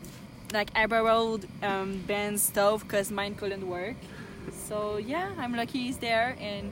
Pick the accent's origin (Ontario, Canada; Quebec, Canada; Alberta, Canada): Quebec, Canada; I'm from Quebec.